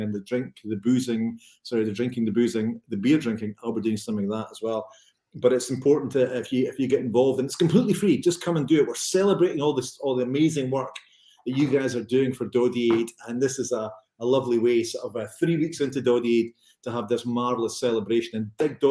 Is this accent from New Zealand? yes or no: no; Renfrewshire, Scotland, United Kingdom; I'm from Renfrewshire